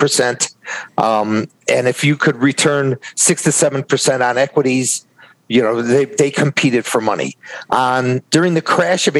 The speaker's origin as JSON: {"language": "English", "town": "Chicago", "region": "Illinois", "country": "United States", "tie": "born or raised there", "said": "I grew up in Chicago"}